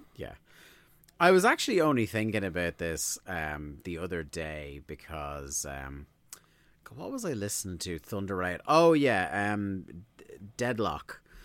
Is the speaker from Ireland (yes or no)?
yes; Ireland; we're Irish